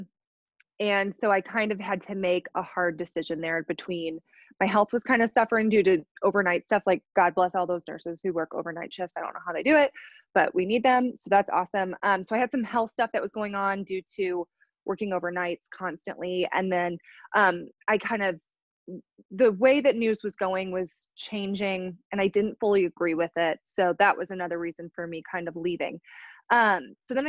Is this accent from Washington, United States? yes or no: no; Chicago, Illinois, United States; now in Kansas City, United States; I'm from Chicago originally